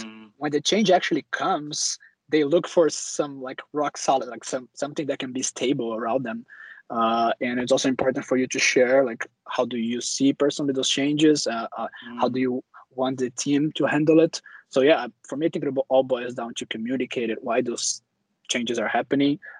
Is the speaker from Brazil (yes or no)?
yes; Brazil; moved away as an adult; also born or lived in Germany; now in Stockholm, Sweden; I'm originally from Brazil as well